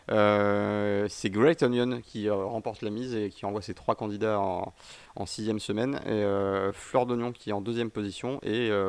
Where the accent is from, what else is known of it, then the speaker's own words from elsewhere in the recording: Switzerland; il est français que, comme je suis suisse.